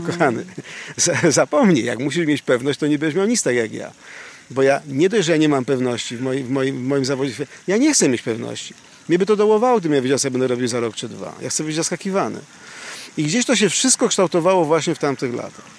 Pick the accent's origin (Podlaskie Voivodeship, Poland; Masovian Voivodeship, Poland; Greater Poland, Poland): Masovian Voivodeship, Poland; Warsaw; w dzieciństwie w P R L-u, w Warszawie, na Pradze i nie tylko.